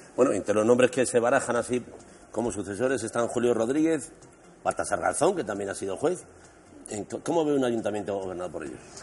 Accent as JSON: {"language": "Spanish", "country": "Spain", "said": "Un buen día nos acostamos siendo españoles y nos despertamos siendo europeos"}